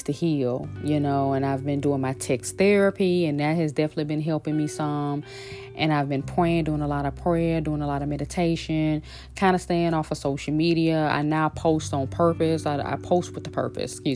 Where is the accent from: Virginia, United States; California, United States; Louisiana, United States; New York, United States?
Louisiana, United States; Shreveport; moved away; also born or lived in Los Angeles; back in my hometown in Shreveport, Louisiana